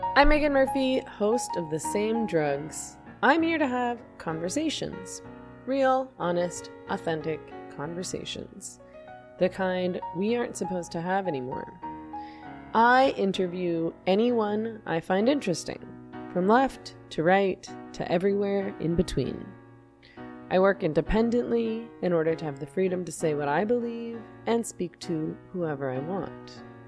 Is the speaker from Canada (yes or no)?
yes; Canada; I'm Canadian